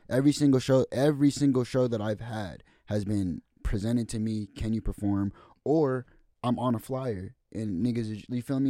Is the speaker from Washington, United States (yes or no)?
yes; Marysville, Washington, United States; I'm from Ville